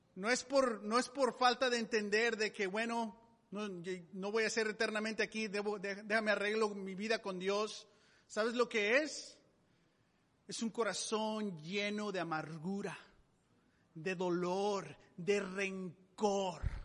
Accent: Mexico; moved away; Yo, yo nací en México

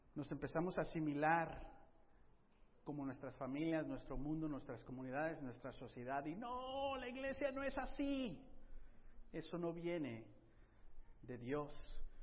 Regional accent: United States; I'm an American.

